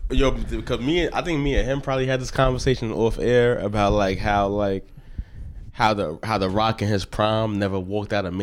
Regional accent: New York City, New York, United States; I'm from Brooklyn, New York. I've never lived anywhere outside of Brooklyn

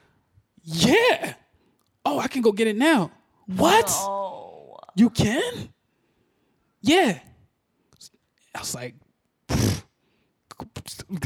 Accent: Philadelphia, Pennsylvania, United States; I'm from Philly.

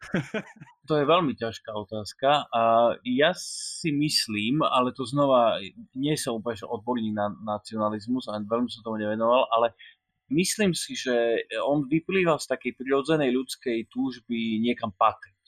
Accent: Slovakia; som Slovák

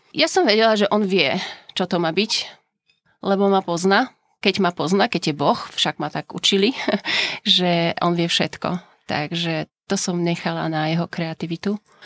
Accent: Poland; Slovak is a second language; moved away as an adult; now in Slovakia; čo prezradza môj pôvod, som z Polska. Na Slovensku bývam už asi nejakých 18 rokov

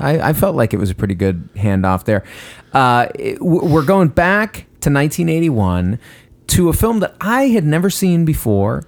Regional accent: Westbrook, Maine, United States; moved away; my hometown of Westbrook, Maine

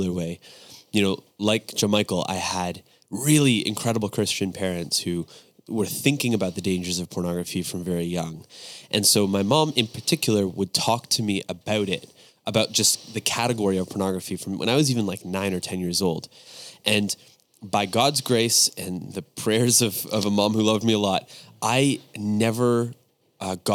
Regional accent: Niagara, Ontario, Canada; moved away as an adult; now in Louisville, United States; I grew up with John Michael, same area

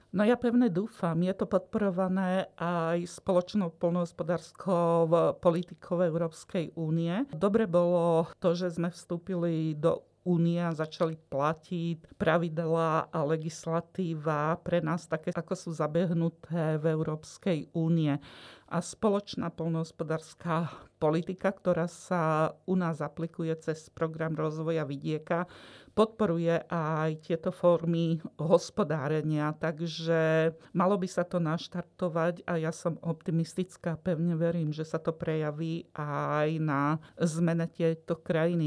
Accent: Trnava Hills, Trnava Region, Slovakia; No ja pochádzam z Nižnej oblasti Trnavskej pahorkatiny a najbližšie, čo tam máme, sú Malé Karpaty

